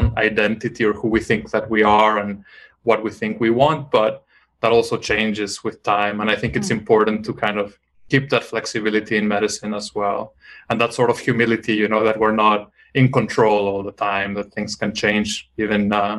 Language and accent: English; Mexico; moved away; I grew up in Mexico, so I read a lot of more Latin American literature growing up.